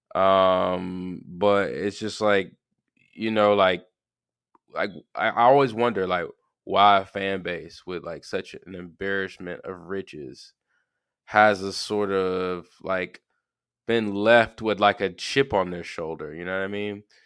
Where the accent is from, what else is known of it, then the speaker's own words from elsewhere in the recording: Georgia, United States; I'm from Georgia. I'm, I live in middle Georgia